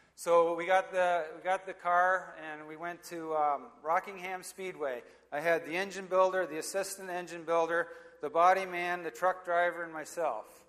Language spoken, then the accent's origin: English; Hampton, Ontario, Canada; also born or lived in Oshawa, Ontario; so I was born in Oshawa, Ontario, and uh, lived here for a while. Then we moved to Hampton, and um, when I was a kid